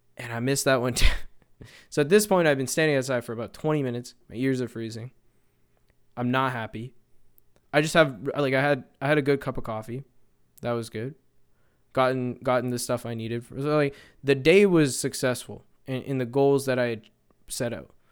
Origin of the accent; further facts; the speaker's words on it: Canada; as a Canadian